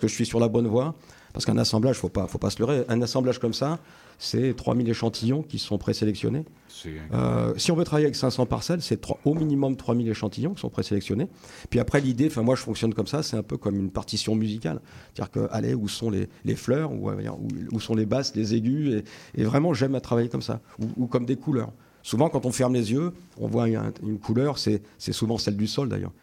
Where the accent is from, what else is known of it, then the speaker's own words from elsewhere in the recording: Picardy, Hauts-de-France, France; also born or lived in Vaucluse / Australia; now in Rhône Valley, France; je suis originaire de Picardie, dans le nord de la France